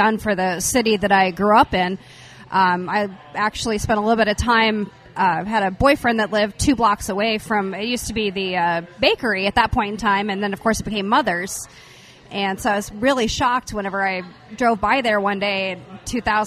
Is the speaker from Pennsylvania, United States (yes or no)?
no; Springfield, Missouri, United States; moved away as an adult; now in Kansas City, United States; I am actually originally from Springfield, Missouri. I grew up there, spent 30 years of my life there